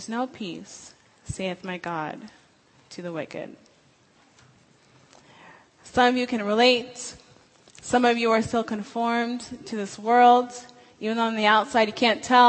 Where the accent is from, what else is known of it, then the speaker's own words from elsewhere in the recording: Washington, United States; moved away as an adult; I'm from Washington State